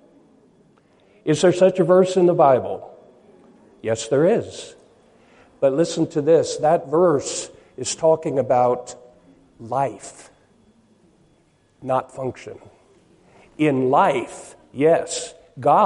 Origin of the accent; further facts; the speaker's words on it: Seattle, Washington, United States; I come from Seattle, Washington.